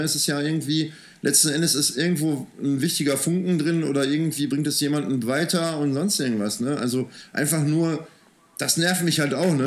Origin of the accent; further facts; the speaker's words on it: Soest, North Rhine-Westphalia, Germany; moved away as an adult; also born or lived in Wuppertal; now in Remscheid, Germany; ich bin in Soest aufgewachsen